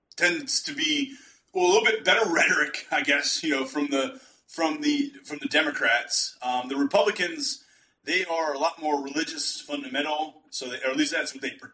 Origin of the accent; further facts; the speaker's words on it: Pennsylvania, United States; now in South Texas, United States; I'm from Pennsylvania originally